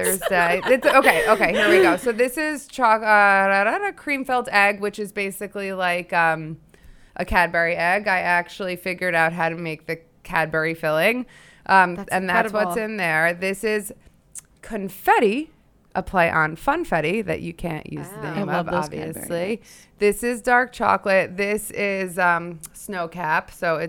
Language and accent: English; Hillsdale, New Jersey, United States; Bergen County, Hillsdale.